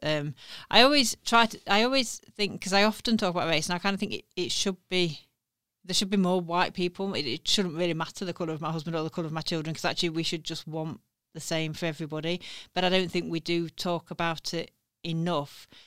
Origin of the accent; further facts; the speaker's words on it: Sheffield, Yorkshire and the Humber, United Kingdom; my hometown